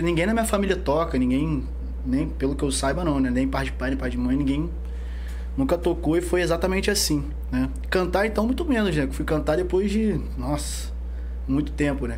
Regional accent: São Gonçalo, Rio de Janeiro, Brazil; Nascido e criado ali no Rosa, Mutuá. Moro ali até hoje

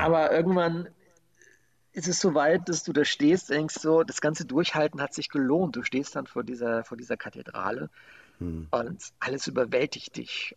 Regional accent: Germany; wo ich herkomme. Und dann sagte ich Deutschland

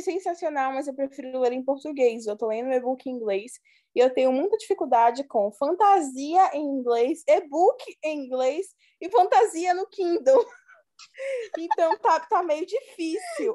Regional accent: Bahia, Brazil; eu sou da Bahia

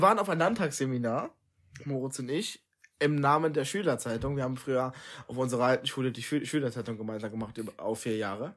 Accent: Trier, Rhineland-Palatinate, Germany; ich bin in Trier geboren.

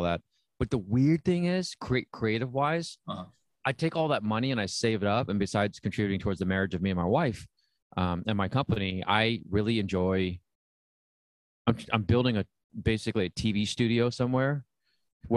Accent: San Diego, California, United States; moved away as an adult; also born or lived in Saigon, Vietnam / Chicago; now in Los Angeles, United States; I mainly grew up in San Diego.

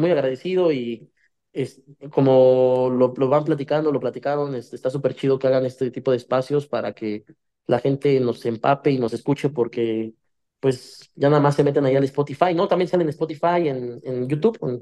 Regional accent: Ecatepec, State of Mexico, Mexico; yo soy de Catepec, acá del, norte, acá donde nacen los valientes y mueren los cobardes, ¿no? Somos de acá, de, del mero Catepec

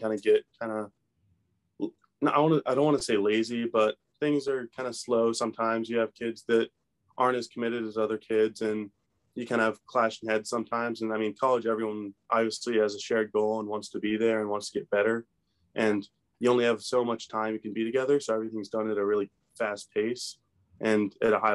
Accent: Maryland, United States; being from Maryland

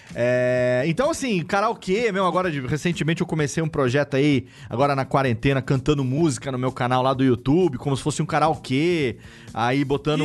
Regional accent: São Paulo, Brazil; como bom paulista que sou

